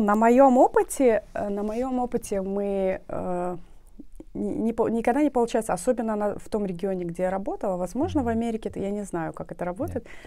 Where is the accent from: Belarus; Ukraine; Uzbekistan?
Uzbekistan; Nukus, Karakalpakstan; я родилась э, в Нукусе